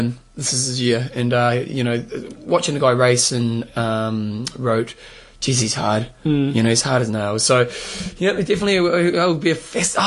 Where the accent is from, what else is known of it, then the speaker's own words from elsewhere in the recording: New Zealand; I'm a Kiwi